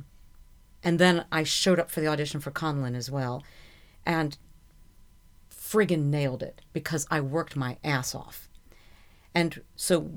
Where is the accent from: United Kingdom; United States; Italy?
United States; Carpentersville, Illinois; moved away; that's the name of my hometown